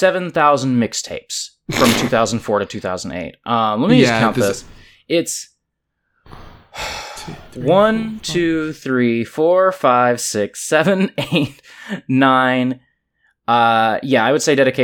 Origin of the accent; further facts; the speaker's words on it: Kansas City, Missouri, United States; now in St. Louis, United States; being like a white kid growing up in Kansas City